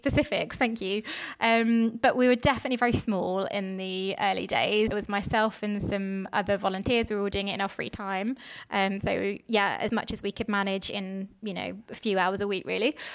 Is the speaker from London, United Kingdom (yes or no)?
yes; London, United Kingdom; I grew up in South London, so not too far from where I work now. I've always been a Londoner.